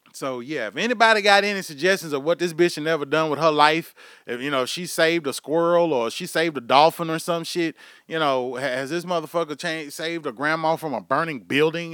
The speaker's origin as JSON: {"language": "English", "town": "Houston", "region": "Texas", "country": "United States", "tie": "born or raised there", "moved": "as an adult", "lives_now": "Oklahoma, United States", "said": "somebody that's from, born, bred, raised in Houston, motherfucking me, Texas"}